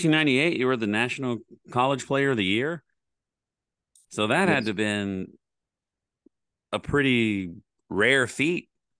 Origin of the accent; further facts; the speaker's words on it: Oklahoma, United States; moved away as an adult; now in Texas, United States; I grew up in Oklahoma and I moved to Texas when I was 18, and now I'm almost 52. So I've lived here way longer than Oklahoma.